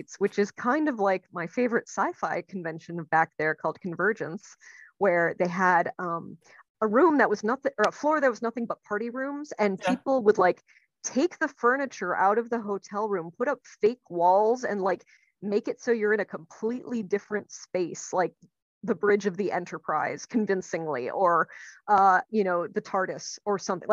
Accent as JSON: {"language": "English", "region": "Minnesota", "country": "United States", "tie": "born or raised there", "moved": "as an adult", "lives_now": "Maryland, United States", "said": "I grew up in Minnesota. I spent 25 years in Minnesota"}